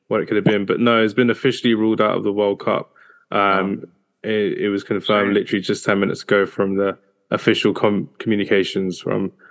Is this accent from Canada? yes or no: no; Nigeria; I'm a Nigerian to the core, so uh, it needed to be done.